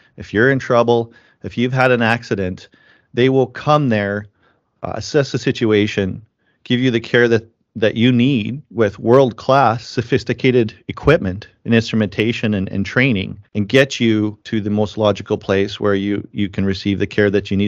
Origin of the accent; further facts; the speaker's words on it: Langenburg, Saskatchewan, Canada; my hometown, Langenberg, Saskatchewan